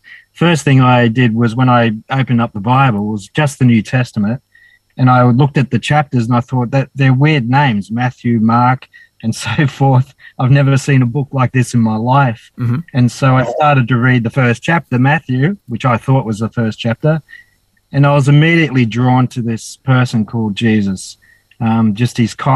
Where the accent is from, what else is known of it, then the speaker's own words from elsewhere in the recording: Dapto, New South Wales, Australia; also born or lived in Wollongong; now in Cooktown, Australia; I was born in Wollongong Hospital and grew up in a little town called Dapto near Wollongong